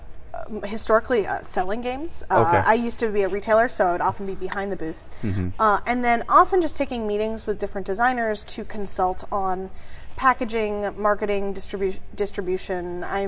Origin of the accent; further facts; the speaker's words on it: Western Massachusetts, United States; I'm from Western Mass.